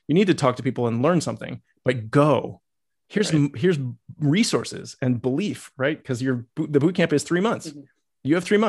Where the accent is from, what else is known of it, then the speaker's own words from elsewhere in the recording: Massachusetts, United States; also born or lived in Iowa; and I grew up in Massachusetts and Iowa, right? So I had nothing to do with Texas.